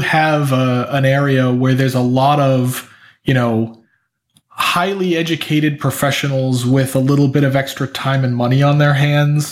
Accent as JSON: {"language": "English", "town": "Portland", "region": "Maine", "country": "United States", "tie": "born or raised there", "also_born_or_lived": "Boston", "moved": "as an adult", "lives_now": "Oakland, United States", "said": "I grew up just outside of Portland, Maine"}